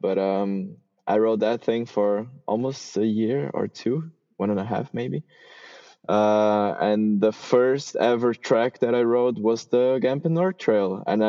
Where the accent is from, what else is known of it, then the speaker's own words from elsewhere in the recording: Switzerland; also born or lived in Brazil; I was born in Brazil, and I moved to Switzerland when I was 14. So I basically grew up there, and I had never ridden mountain bikes or at least jumps in Brazil.